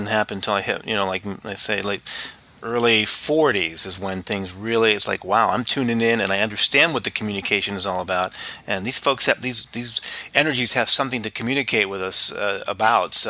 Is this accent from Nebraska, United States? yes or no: no; Orange County, Southern California, United States; moved away as an adult; also born or lived in Albuquerque, New Mexico; now in Phoenix, United States; I am originally from Southern California, Orange County, near Disneyland. Grew up in that area in the 60s and 70s